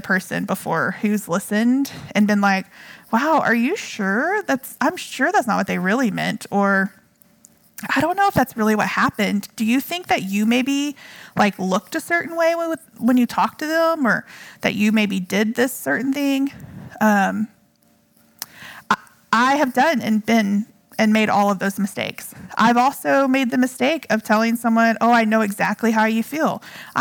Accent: Texas, United States; also born or lived in Hawaii; I am a girl from Texas, okay, a white girl

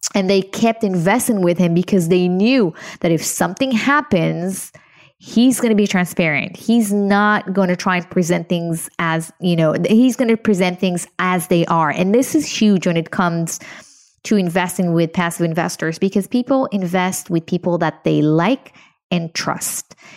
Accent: Israel; moved away; I'm originally from Israel. I was born to a very, very poor family

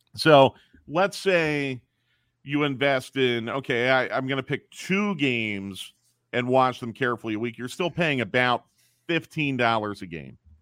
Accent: Philadelphia, Pennsylvania, United States; moved away; I grew up in Philadelphia

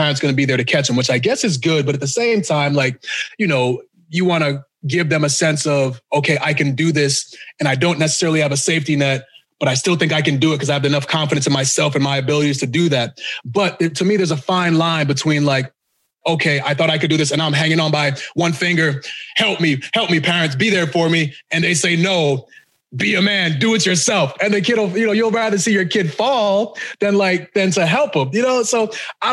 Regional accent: Boston, Massachusetts, United States; also born or lived in Ghana; now in Texas, United States; Now I live there. I live there, but I actually grew up in Boston and, you know, I was born in Ghana

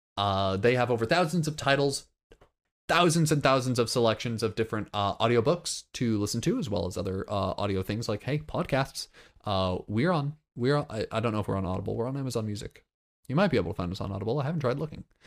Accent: Florida, United States; I'm from Florida.

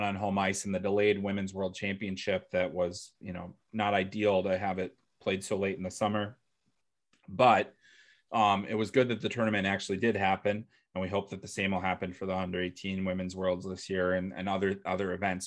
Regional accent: Chicago, Illinois, United States; where I grew up in Mount Greenwood in the south side of Chicago

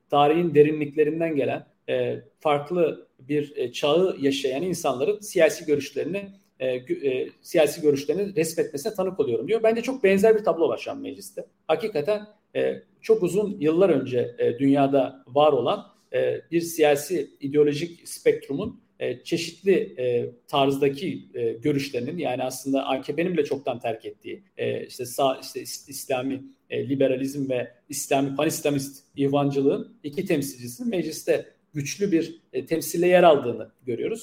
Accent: Milas, Muğla, Turkey; Milas'ta yani ki benim de memleketim

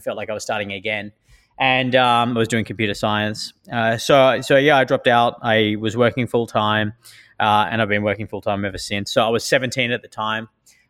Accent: Sydney, New South Wales, Australia; moved away as an adult; also born or lived in Armidale / Tamworth / Brisbane; now in United States; So I grew up in Bondi in Sydney. I lived in, I was born in my house on Blair Street in North Bondi, as were two of us other kids, and I lived in North Bondi for my first 10 years.

